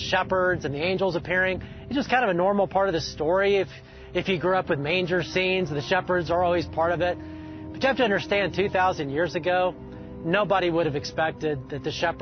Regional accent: Alabama, United States; I'm from Alabama, so I know a little bit about rednecks.

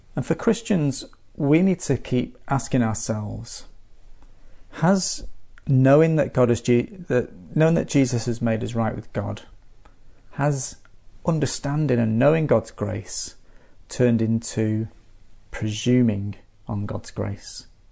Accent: Manchester, North West England, United Kingdom; now in Adelaide, Australia; my hometown of Manchester

